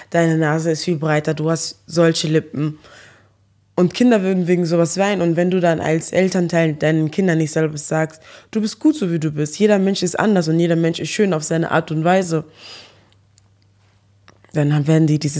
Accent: Eschweiler, North Rhine-Westphalia, Germany; ich bin deutsch. Wenn ich jetzt sage, okay, ich bin äh, in Eschweiler geboren und aufgewachsen.

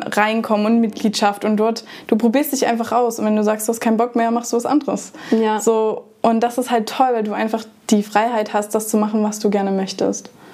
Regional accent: Germany; ich komme aus Deutschland

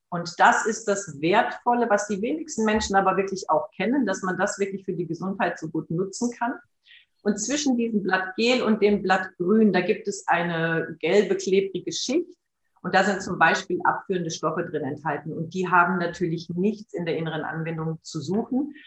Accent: Germany; hier bei uns in Deutschland

